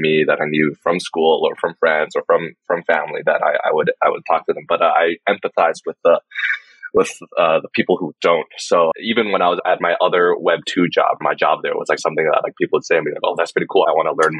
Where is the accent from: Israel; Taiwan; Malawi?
Taiwan; I'm from Taiwan